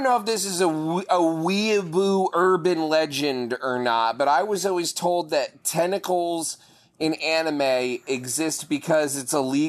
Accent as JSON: {"language": "English", "region": "New Jersey", "country": "United States", "said": "I'm from New Jersey."}